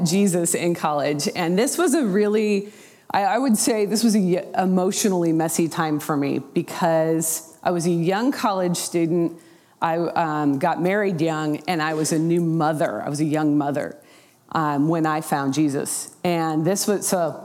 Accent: Portland, Oregon, United States; moved away as an adult; also born or lived in Oklahoma / Houston, Texas; I was raised in the Portland, Oregon area

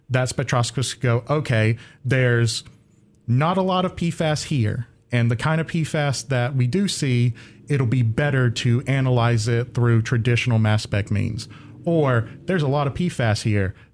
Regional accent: Faison, North Carolina, United States; so I am from Faison, North Carolina, which is in the southeastern part of North Carolina

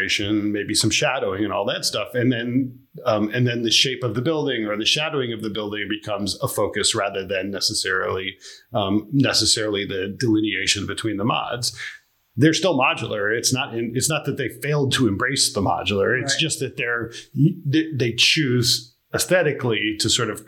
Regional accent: Cleveland, Ohio, United States; moved away as an adult; now in New York, United States; I grew up in Cleveland, Ohio

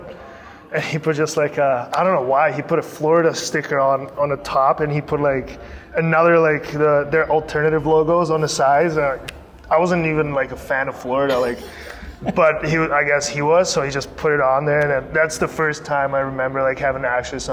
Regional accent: Prague, Czechia; now in Las Vegas, United States; it's my hometown.

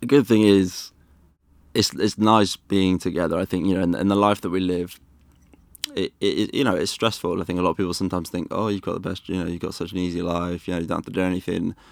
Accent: Wales, United Kingdom; now in London, United Kingdom; I loved growing up in Wales

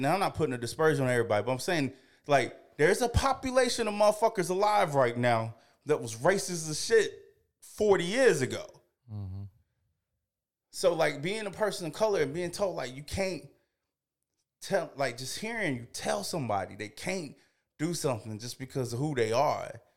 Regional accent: the South, United States; I grew up in the South going to church

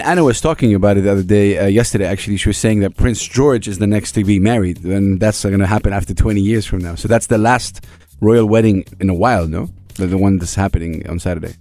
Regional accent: Saudi Arabia; now in United Arab Emirates; I'm, I'm from Saudi Arabia

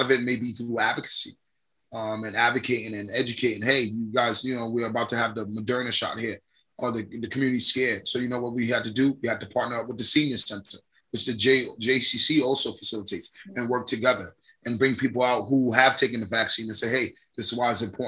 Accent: New York, United States; I grew up in Park Hill, Stapleton area. I live in the Stapleton, St. George area

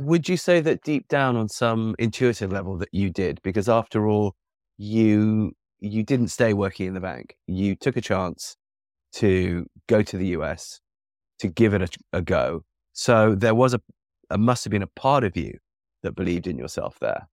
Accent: England, United Kingdom; now in United States; I grew up in England with the natural health

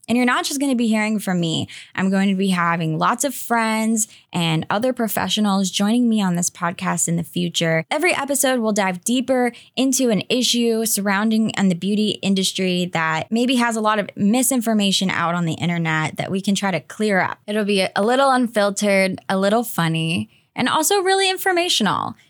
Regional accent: Greensboro, North Carolina, United States; moved away as an adult; I was living in my hometown of Greensboro, North Carolina

